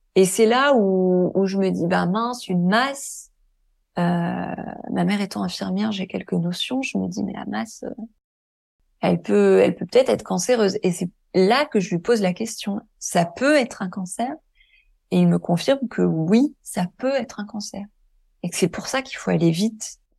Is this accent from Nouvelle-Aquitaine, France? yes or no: yes; Deux-Sèvres, Nouvelle-Aquitaine, France; now in Île-de-France, France; je suis né dans l'Ouest de la France, dans un petit département que personne connaît qui s'appelle euh, les Deux Sèvres